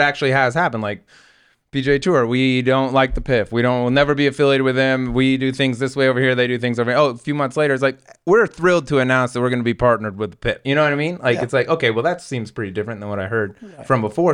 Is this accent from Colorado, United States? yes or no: yes; Denver, Colorado, United States; I grew up in Denver and I that's where I'm from